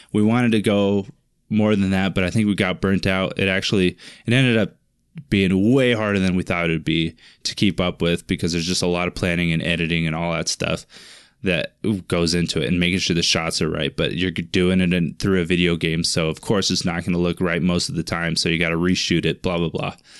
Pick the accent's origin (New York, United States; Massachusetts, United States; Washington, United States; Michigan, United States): Washington, United States; Finley; grew up in Finley, Washington, a little town in Finley, Wash-, or named Finley, in the, the state of Washington.